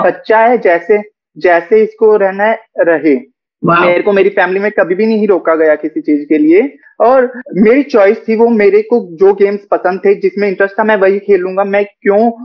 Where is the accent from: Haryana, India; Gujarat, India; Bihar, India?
Haryana, India; हरियाणा से होके खुद को एक्सेप्ट करना बहुत बड़ी बात है मेरे लिए बहुत डिफिकल्ट रहा है